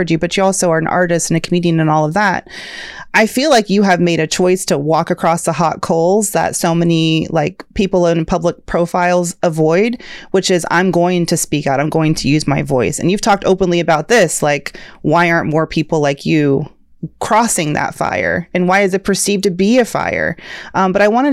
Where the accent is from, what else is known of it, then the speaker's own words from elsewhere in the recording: Georgia, United States; I grew up in Georgia